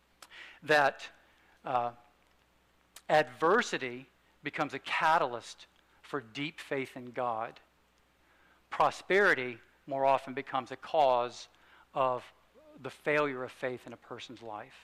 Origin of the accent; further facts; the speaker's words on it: United States; I grew up in the United States